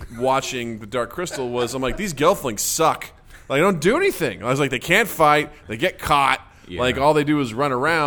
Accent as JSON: {"language": "English", "town": "Kirksville", "region": "Missouri", "country": "United States", "moved": "yes", "lives_now": "Downers Grove, United States", "said": "I'm from Kirksville, Missouri"}